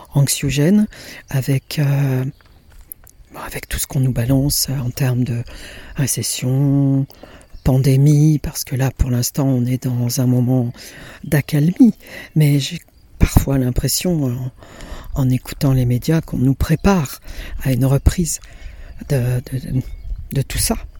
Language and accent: French; Italy; moved away; mon enfance en Italie lorsque j'étais dans la ferme de mes grands-parents.